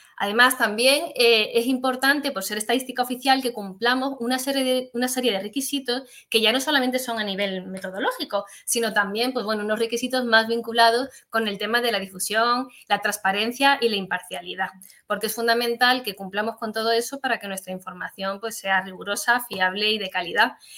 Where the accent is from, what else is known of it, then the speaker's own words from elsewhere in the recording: Granada, Andalusia, Spain; moved away; me vine a Granada, que es de donde yo procedo